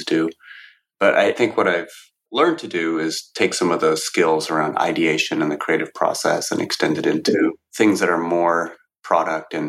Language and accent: English; Cupertino, California, United States; I grew up in Cupertino, San Jose. It's a small suburb in California near the Bay Area